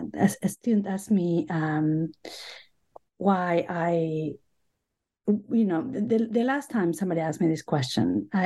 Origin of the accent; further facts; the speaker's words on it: Buenos Aires, Argentina; English is a second language; now in United States; I grew up in Buenos Aires, Argentina. I have been in the U.S. for most of my life now. I came to study English for a few months, and I kept renewing my stay.